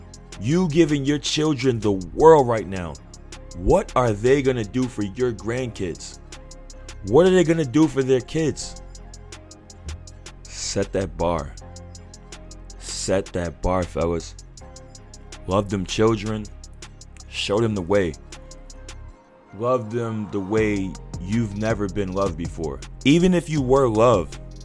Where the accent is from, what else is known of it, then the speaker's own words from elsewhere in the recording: New York City, New York, United States; I'm from New York City.